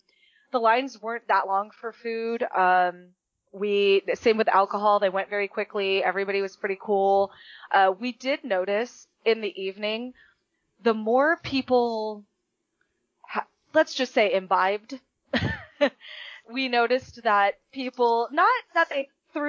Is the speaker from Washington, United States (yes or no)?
no; Orange County, California, United States; I grew up in Orange County.